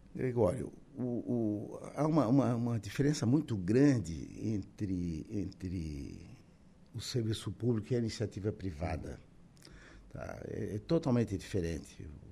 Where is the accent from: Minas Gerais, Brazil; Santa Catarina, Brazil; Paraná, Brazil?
Santa Catarina, Brazil; Araranguá; eu nasci, sou natural de Araranguá, estou com 73 anos, nasci em 1950